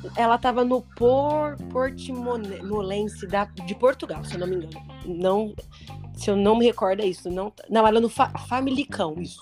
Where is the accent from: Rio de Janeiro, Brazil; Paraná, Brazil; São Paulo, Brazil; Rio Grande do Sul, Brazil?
São Paulo, Brazil; Ribeirão Preto; eu sou da região de Ribeirão Preto